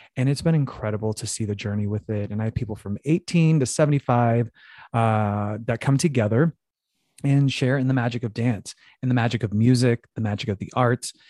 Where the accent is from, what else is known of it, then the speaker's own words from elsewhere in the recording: Phoenix, Arizona, United States; growing up in Phoenix, Arizona